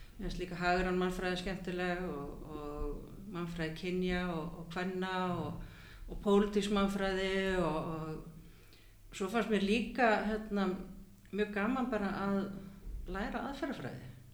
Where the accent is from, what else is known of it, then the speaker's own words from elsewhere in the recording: Hafnarfjörður, Capital Region, Iceland; also born or lived in Champaign-Urbana, Illinois / Minneapolis / New York / Cambridge, Massachusetts; now in Reykjavík, Iceland; ég er alveg upp í Hafnarferði